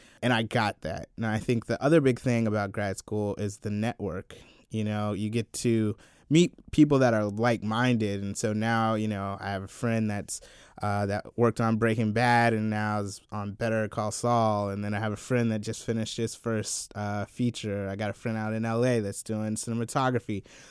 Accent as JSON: {"language": "English", "town": "Columbia", "region": "South Carolina", "country": "United States", "tie": "born or raised there", "said": "Yeah, so I grew up in South Carolina, Columbia, South Carolina, to be precise."}